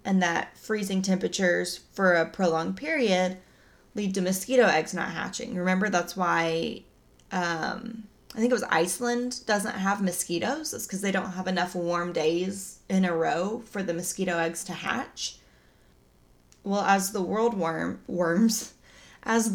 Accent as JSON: {"language": "English", "region": "Oklahoma", "country": "United States", "said": "I'm from Oklahoma. I don't pronounce things right"}